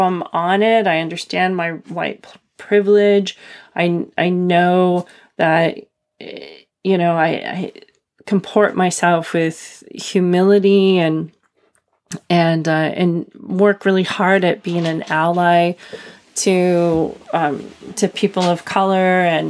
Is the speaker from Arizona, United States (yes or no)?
yes; Arizona, United States; the reservation that I was born in Arizona on the Navajo Reservation.